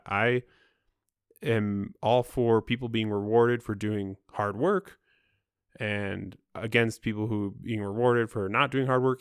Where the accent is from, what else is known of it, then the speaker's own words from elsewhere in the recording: Midwest, United States; I'm from the Midwest